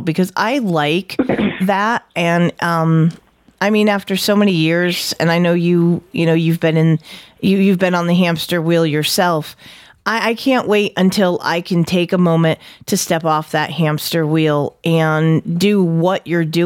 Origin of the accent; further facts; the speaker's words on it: New England, United States; accent: New England; my New England accent